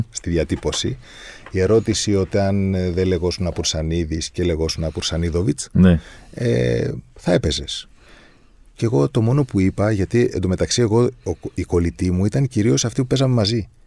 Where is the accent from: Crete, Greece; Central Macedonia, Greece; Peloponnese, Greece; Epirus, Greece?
Crete, Greece; ειδικά εμείς που είμαστε από την Κρήτη και από την Κρήτη.